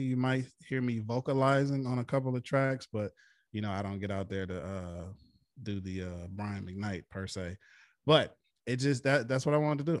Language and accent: English; Flint, Michigan, United States; my hometown of Flint, Michigan